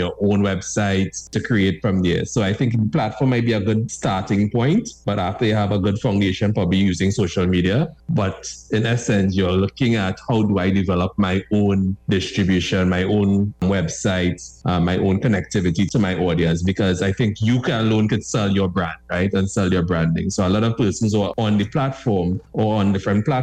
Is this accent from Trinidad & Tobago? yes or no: yes; Point Fortin, Trinidad & Tobago; I'm originally from Point Fortin